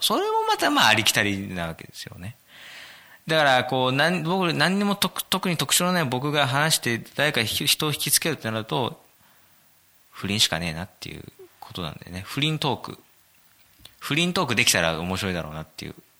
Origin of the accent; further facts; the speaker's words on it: Kanagawa, Japan; 僕はですね、神奈川生まれ、神奈川育ち